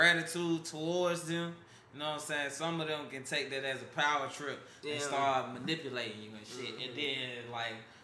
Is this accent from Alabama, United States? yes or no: yes; Birmingham, Alabama, United States; I was from Birmingham